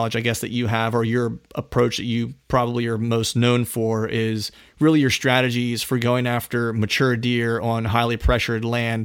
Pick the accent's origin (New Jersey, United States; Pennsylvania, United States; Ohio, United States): Pennsylvania, United States; I grew up in Pennsylvania. Phil and I are both from PA.